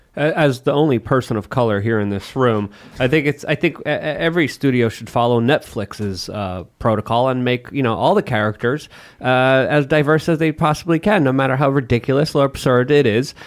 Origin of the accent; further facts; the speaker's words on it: Poland; moved away; growing up in Poland